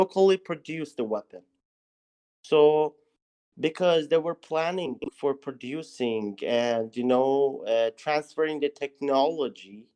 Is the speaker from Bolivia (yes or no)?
no; Iran; I'm from Iran